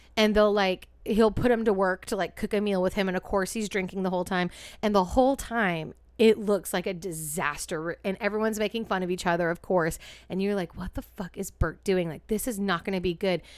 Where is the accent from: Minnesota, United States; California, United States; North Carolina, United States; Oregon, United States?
California, United States; East Bay; We're from the East Bay, home of the original Martini